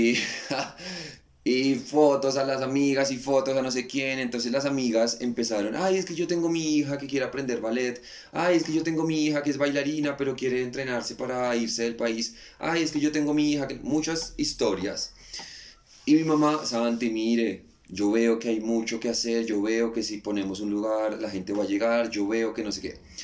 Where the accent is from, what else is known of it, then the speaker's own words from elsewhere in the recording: Colombia; moved away as an adult; also born or lived in Buenos Aires, Argentina; quería sentir el calor de, mi tierra, quería ver a mi mamá